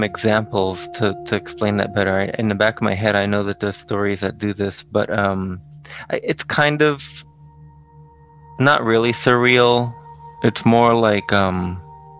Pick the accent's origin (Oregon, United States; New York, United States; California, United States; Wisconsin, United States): New York, United States; New York City; the housing projects where I grew up in Brooklyn